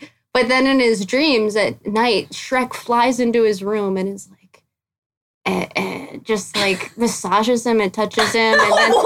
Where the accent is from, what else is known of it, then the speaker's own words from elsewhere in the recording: San Dimas, California, United States; also born or lived in Arcadia, California / Pasadena, California / Sacramento, California; I grew up in San Dimas. And a little bit of Pasadena and a little bit of Sacramento